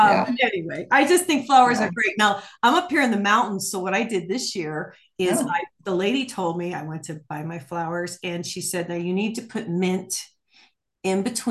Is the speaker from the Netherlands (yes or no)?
no; Ohio and Michigan area, Midwest, United States; also born or lived in New Mexico; now in Arizona, United States; I grew up in Ohio and Michigan area.